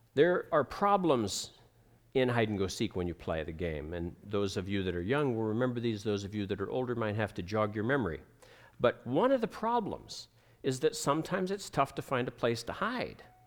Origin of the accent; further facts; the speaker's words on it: United States; moved away; also born or lived in Ohio / Pennsylvania; I grew up in Ohio, in Pennsylvania